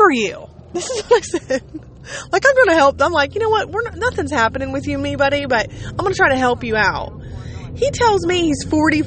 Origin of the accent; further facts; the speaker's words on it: Ohio, United States; I just told him Ohio.